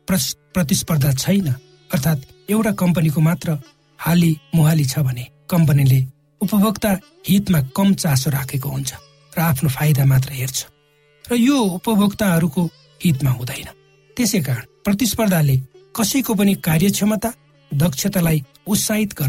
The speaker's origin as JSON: {"language": "Nepali", "area": "eastern hill district of Nepal", "region": "eastern hills", "country": "Nepal", "tie": "born or raised there", "said": "आजभन्दा छयालिस वर्ष अगाडि म नेपालको पूर्वी पहाडी जिल्लामा जन्मेँ म एक सामान्य परिवारमा हुर्केँ"}